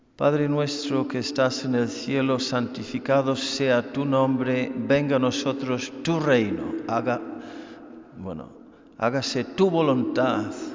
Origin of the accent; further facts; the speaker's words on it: Ireland; moved away; yo, siendo irlandés, soy experto en la lluvia